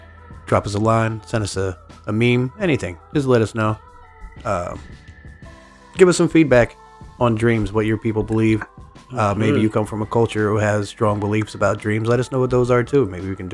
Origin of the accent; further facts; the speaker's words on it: United States; I'm definitely American.